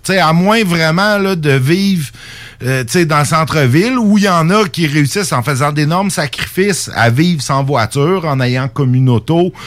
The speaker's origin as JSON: {"language": "French", "town": "Saint-Jérôme", "region": "Quebec", "country": "Canada", "tie": "born or raised there", "also_born_or_lived": "Lévis", "moved": "yes", "said": "ma ville natale euh, de Saint-Jérôme"}